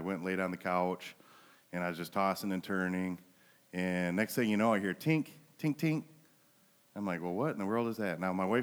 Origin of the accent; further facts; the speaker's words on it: Flint, Michigan, United States; now in Montrose, United States; I was raised in Flint